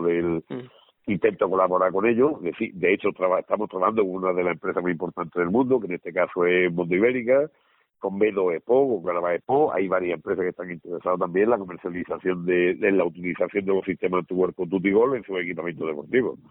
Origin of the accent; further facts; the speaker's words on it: Málaga, Andalusia, Spain; soy malagueño, nacimiento malagueño